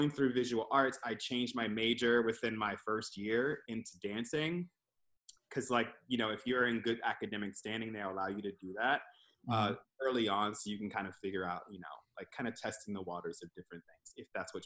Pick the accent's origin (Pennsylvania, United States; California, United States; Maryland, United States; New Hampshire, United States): Maryland, United States; Towson; now in Philadelphia, United States; I am from Maryland. I grew up in Towson